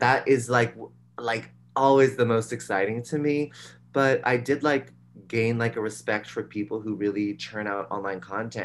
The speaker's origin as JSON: {"language": "English", "town": "San Rafael", "region": "California", "country": "United States", "tie": "born or raised there", "also_born_or_lived": "New York", "moved": "as an adult", "said": "I'm from a suburb outside of San Francisco called San Rafael, and um, I um, I grew up there, and then I moved to New York for college"}